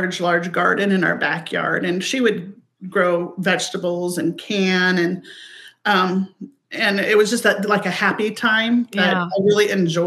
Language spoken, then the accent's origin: English; Everett, Washington, United States; moved away as an adult; also born or lived in Alaska; now in Gig Harbor, United States; I grew up in Everett, Washington